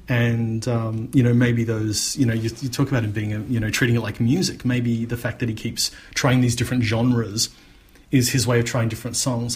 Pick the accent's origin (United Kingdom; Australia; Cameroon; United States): Australia